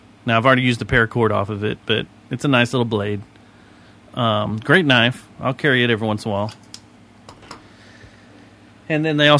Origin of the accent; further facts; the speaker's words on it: Texas, United States; I'm not from this state. I'm from Texas.